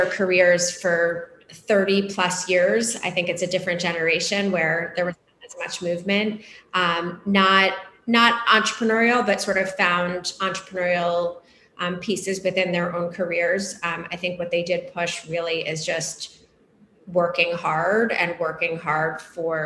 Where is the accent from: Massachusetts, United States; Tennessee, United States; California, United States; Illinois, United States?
Massachusetts, United States; outside of Boston; now in New York City, United States; I grew up outside of Boston